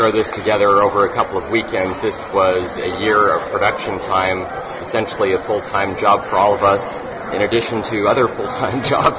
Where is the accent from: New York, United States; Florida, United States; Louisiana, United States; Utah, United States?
Utah, United States; we're from Utah, we're mostly harmless